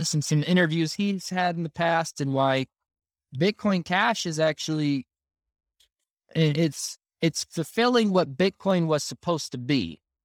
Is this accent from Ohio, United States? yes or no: no; Southern California, United States; moved away as an adult; now in Utah, United States; I was raised in Southern California, um, and, uh, I've been here in Utah for eight years now